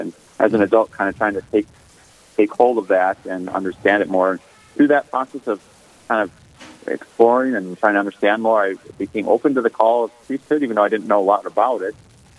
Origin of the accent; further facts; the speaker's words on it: Lindstrom, Minnesota, United States; also born or lived in Duluth, Minnesota; I grew up in Lindstrom, different dioceses actually, came to Duluth for school at UMD, University of Minnesota Duluth.